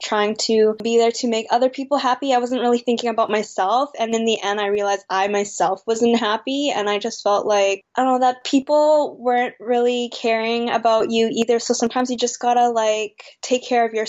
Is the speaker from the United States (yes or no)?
no; Canada; also born or lived in Vancouver, British Columbia; I'm Canadian-born Chinese. I do not speak any Chinese whatsoever